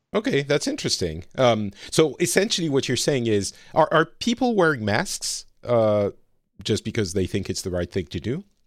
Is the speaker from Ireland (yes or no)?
no; France; moved away as an adult; also born or lived in Lebanon; now in Finland; I live in Finland, uh, but I'm from France originally